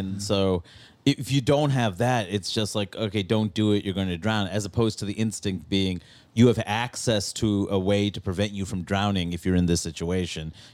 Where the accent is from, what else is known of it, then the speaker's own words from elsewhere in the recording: New York City, New York, United States; growing up in Queens, you know, where I see this community that's so diverse growing up in Jackson Heights